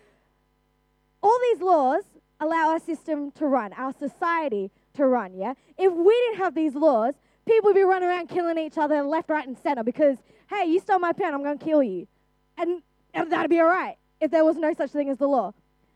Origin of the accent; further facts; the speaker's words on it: Australia; I'm an Australian citizen, born and raised in Australia.